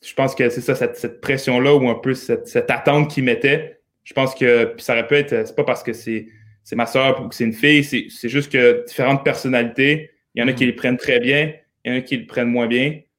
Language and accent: French; L'Ancienne-Lorette, Quebec, Canada; also born or lived in Montreal, Canada; now in Monaco; on a déménagé à Québec pour le travail de mon père. Okay. C'est là que j'ai un peu fait mes débuts. Euh, oui, c'est ça, à l'ancienne Lorette où j'ai grandi